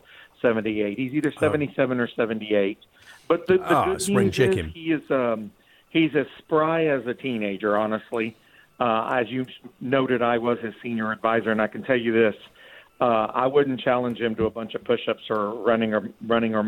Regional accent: South Texas, United States; I grew up in South Texas, so I'm of Mexican heritage, but a fourth-generation American.

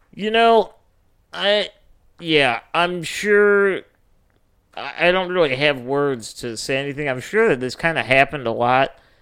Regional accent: Northwest Indiana, United States; also born or lived in Chicago; I'm from, you know, Northwest Indiana

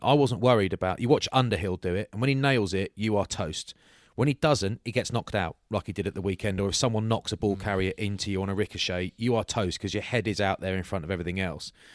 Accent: Bath, South West England, United Kingdom; I'm from Bath

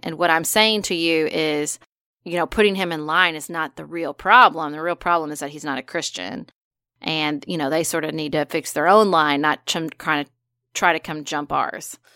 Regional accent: United States; I'm an American.

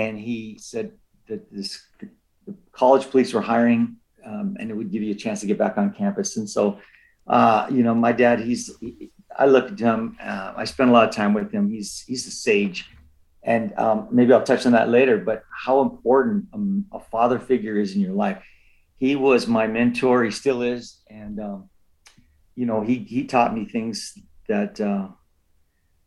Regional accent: Los Angeles, California, United States; the community that I was born in East

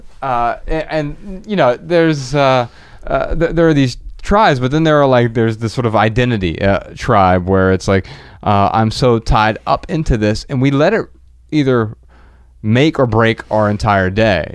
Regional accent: Dayton, Ohio, United States; we're from Dayton, Ohio

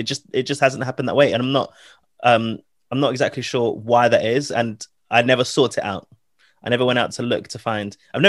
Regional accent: London, United Kingdom; I'm from London

